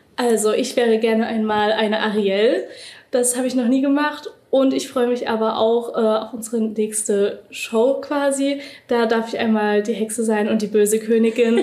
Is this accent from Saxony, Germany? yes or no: yes; Dresden, Saxony, Germany; ich komme aus Dresden